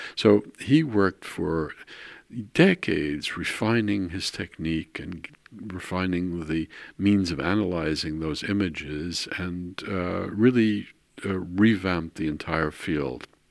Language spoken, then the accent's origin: English; New York City, New York, United States; moved away as an adult; also born or lived in Queens, New York / Baltimore / Netherlands; now in Maarssen, Netherlands; I was born in New York. I was raised in Brooklyn and in Queens.